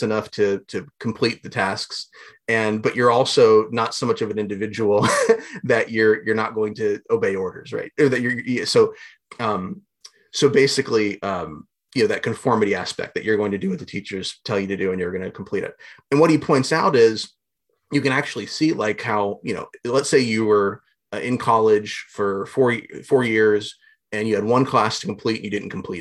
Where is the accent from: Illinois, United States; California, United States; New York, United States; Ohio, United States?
Ohio, United States; Southwest; I grew up in Southwest Ohio